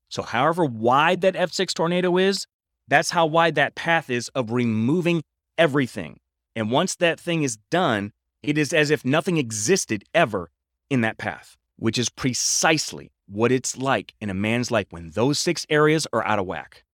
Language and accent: English; Midwest, United States; I'm from the Midwest, and in the Midwest, we have tornadoes.